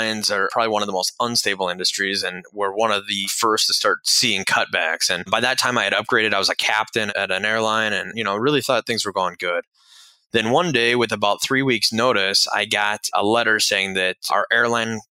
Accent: Lake Tahoe, California, United States; moved away as an adult; also born or lived in Daytona Beach, Florida; I grew up out in Lake Tahoe, California, left and went to an aviation school in Daytona Beach, Florida

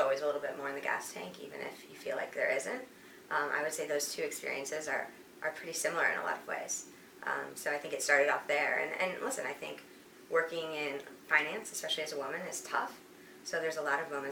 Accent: outside of Chicago, Midwest, Illinois, United States; I grew up in the Midwest, outside of Chicago, in a big sort of suburban town.

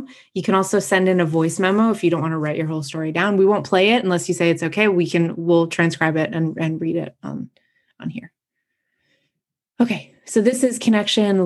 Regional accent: Massachusetts, United States; I grew up in Massachusetts

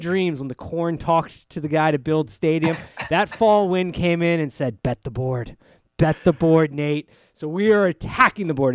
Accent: Northern Virginia, United States; I'm, I'm from Northern Virginia

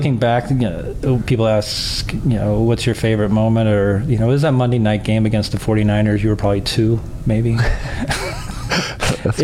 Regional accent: Dallas, Texas, United States; moved away; I grew up in Dallas.

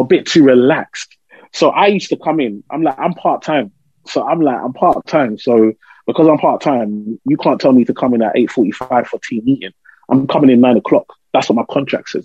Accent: London, United Kingdom; I grew up in Tower Hamlets, East London

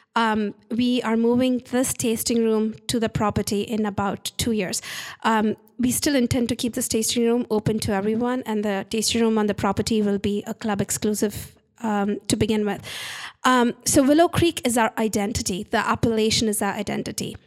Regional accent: India; moved away; I'm Indian

